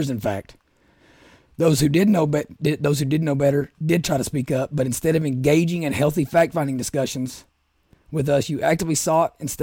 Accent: Southeast Kentucky, United States; I'm from Southeast Kentucky

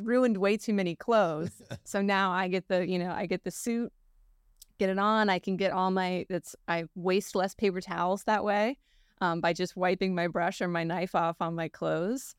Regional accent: Palm Beach Gardens, Florida, United States; I was born and raised Palm Beach Gardens

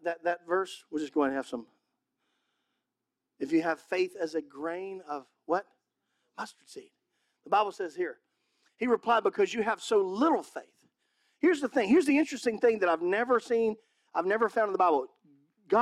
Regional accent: Mississippi, United States; moved away; also born or lived in California; I'm from Mississippi.

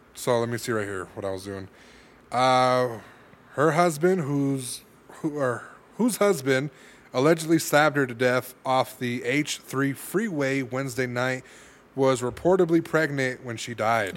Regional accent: California, United States; I'm from California

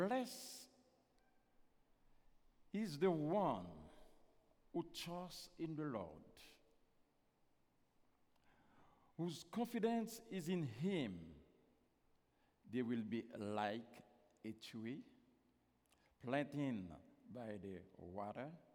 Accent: Haiti; first language Haitian Creole; English is a second language; I'm not American, I'm Haitian

